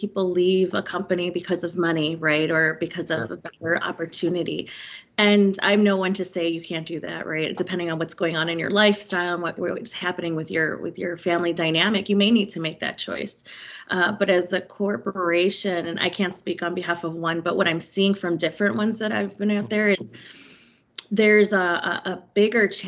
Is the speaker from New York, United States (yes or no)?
no; Chicago, Illinois, United States; now in Miami, United States; I grew up and was raised in Chicago